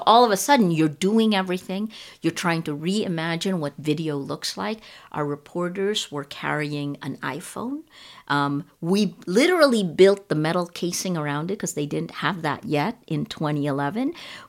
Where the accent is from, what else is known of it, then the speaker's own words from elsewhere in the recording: United States; So I'm Filipino-American. You know, it's funny, when I'm with Filipinos, I feel very American. And when I'm with Americans, I feel most Filipino.